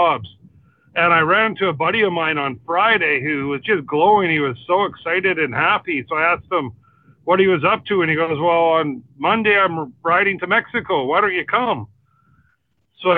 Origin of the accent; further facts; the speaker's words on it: North Vancouver, British Columbia, Canada; born and raised in North